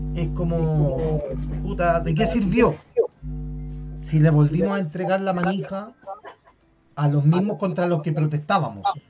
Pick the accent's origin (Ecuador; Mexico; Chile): Chile; La Florida, Santiago Metropolitan Region; soy tan de la Florida que no me ubico